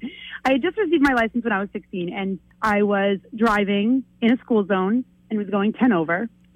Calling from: Biddeford, Maine, United States; I am from Biddeford.

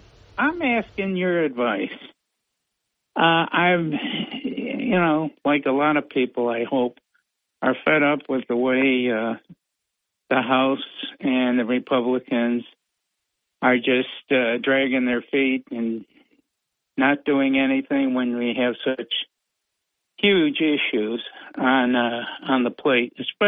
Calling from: Vestal, New York, United States; It's … from Vestal, but I'm calling you right now on vacation in Florida.

